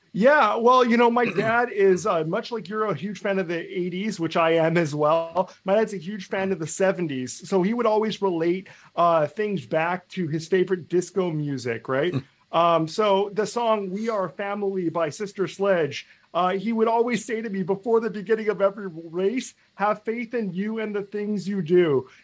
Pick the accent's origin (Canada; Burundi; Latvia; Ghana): Canada; I'm a Canadian